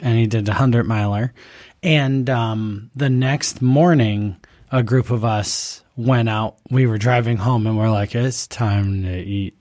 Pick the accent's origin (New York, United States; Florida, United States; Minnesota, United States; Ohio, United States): New York, United States; Buffalo; now in Rochester, United States; I'm just from Buffalo